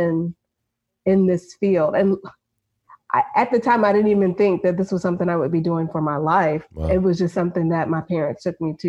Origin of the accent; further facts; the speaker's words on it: Maryland, United States; so I grew up in Maryland.